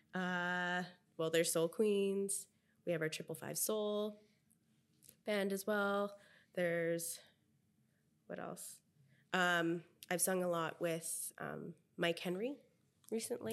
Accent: Philippines; now in Vancouver, Canada; being a Filipino

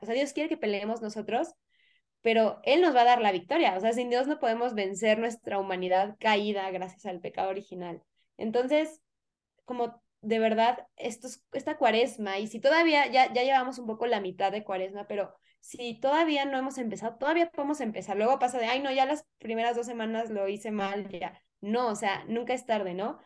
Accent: Mexico; yo soy mexicana

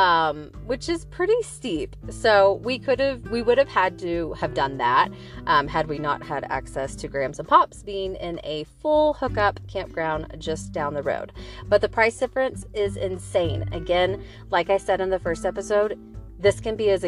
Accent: Nashville, Tennessee, United States; I am from Nashville, Tennessee

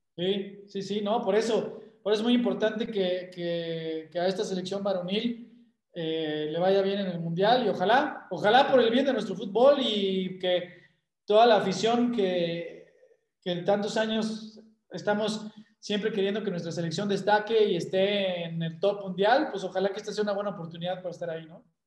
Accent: Mexico; como mexicano que soy

